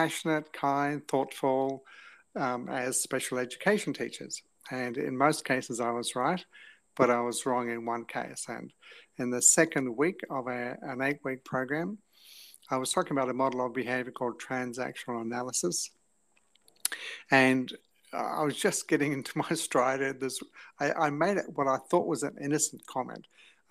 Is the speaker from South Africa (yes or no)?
no; England, United Kingdom; moved away as an adult; also born or lived in New Zealand; now in Australia; we left when I was 7 years of age to go to England. So I was in England from 7 to 20